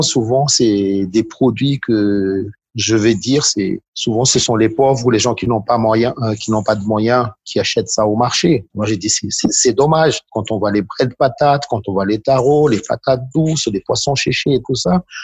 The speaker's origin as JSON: {"language": "French", "town": "Antananarivo", "region": "Analamanga", "country": "Madagascar", "tie": "born or raised there", "said": "je suis originaire de Tananarive"}